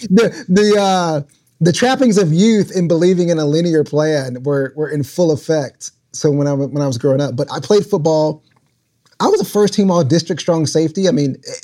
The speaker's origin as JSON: {"language": "English", "town": "Mount Pleasant", "region": "Texas", "country": "United States", "tie": "born or raised there", "said": "my hometown was Mount Pleasant, Texas, East Texas"}